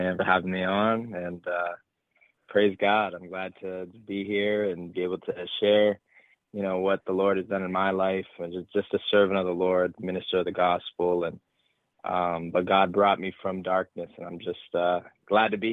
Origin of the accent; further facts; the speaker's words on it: north of Boston, Massachusetts, United States; I actually live north of Boston, but I live in Massachusetts. And, you know, I've been here all my life, lived in the same house all my life